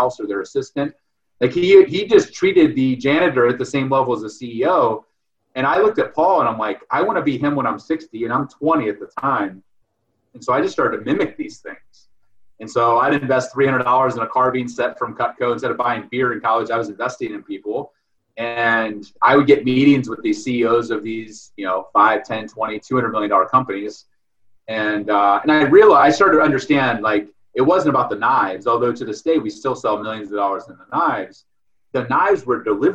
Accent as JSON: {"language": "English", "town": "Delroy", "region": "Ohio", "country": "United States", "tie": "born or raised there", "said": "I grew up in Ohio, you know, Midwest farm boy."}